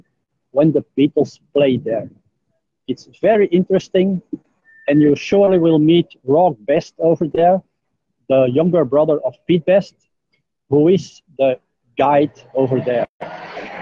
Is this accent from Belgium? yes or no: yes; Belgium; now in Jakarta, Indonesia; From Belgium.